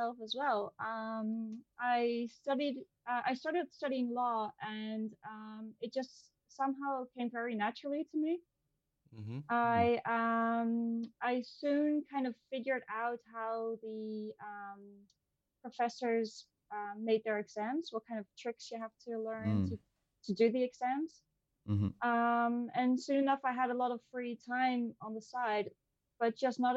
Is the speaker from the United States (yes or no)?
no; Netherlands; I'm from the Netherlands